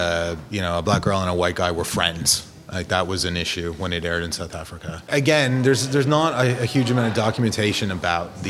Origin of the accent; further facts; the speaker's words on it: Toronto, Ontario, Canada; I grew up in Toronto, so I went to Simpsons